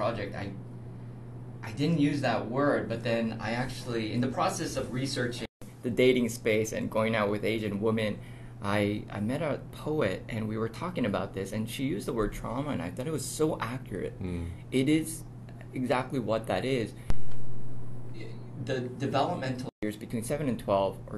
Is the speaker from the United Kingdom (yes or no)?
no; Canada; also born or lived in Korea; I was born in Korea. I immigrated to Canada at the age of 8 with my family